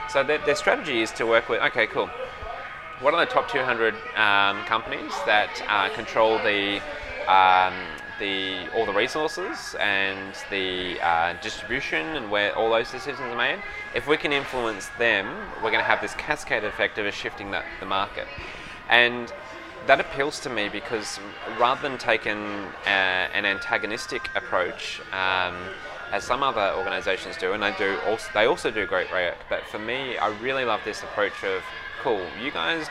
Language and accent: English; Bunbury, Western Australia, Australia; I grew up in Bunbury, which is a couple of hours south of Perth in Western Australia.